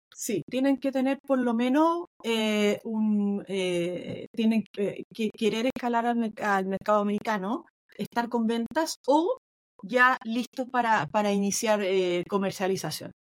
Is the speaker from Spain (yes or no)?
no; Chile; now in Boston, United States; una típica cosa que a todos los chilenos nos cuesta mucho. Muchos de nosotros entendemos súper bien el inglés